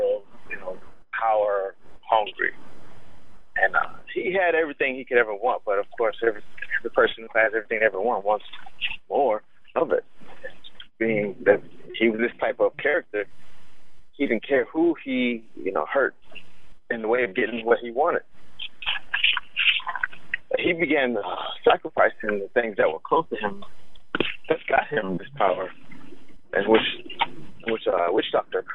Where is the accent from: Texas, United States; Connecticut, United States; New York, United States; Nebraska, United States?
Texas, United States; San Antonio; I'm from San Antonio, Texas